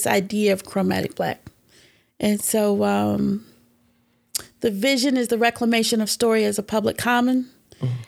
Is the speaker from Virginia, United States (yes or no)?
no; Atlanta, Georgia, United States; I was born in Atlanta.